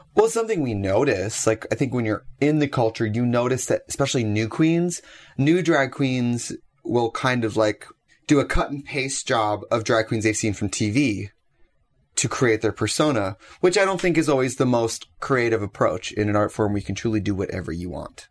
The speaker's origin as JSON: {"language": "English", "region": "Wisconsin", "country": "United States", "said": "I'm from Wisconsin"}